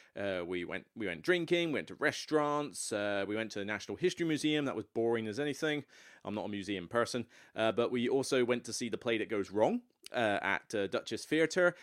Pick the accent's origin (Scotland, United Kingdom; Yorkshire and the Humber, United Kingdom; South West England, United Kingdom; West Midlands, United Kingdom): South West England, United Kingdom; Taunton; moved away; my hometown of Taunton, which, um, as much as I came from Taunton